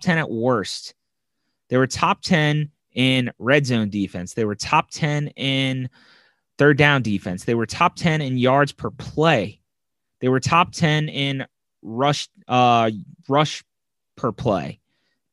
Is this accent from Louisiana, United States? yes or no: yes; New Orleans, Louisiana, United States; I'm from New Orleans